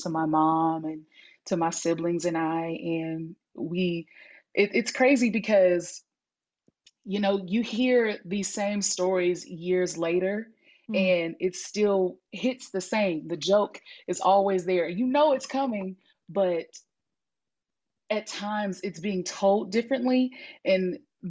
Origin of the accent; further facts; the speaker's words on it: Hattiesburg, Mississippi, United States; also born or lived in San Francisco, California; I am from Hattiesburg, Mississippi